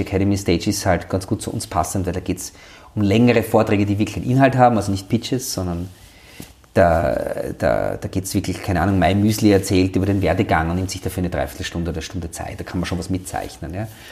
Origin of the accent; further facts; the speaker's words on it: Austria; bei uns in Österreich